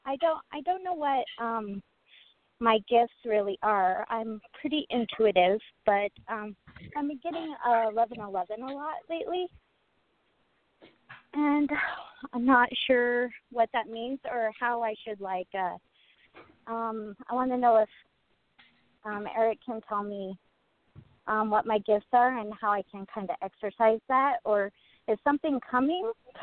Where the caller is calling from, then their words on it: Boise, Idaho, United States; I'm calling from Boise, Idaho.